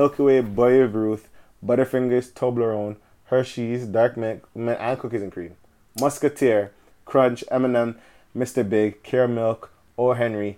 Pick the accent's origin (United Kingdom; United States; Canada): Canada; I'm Canadian.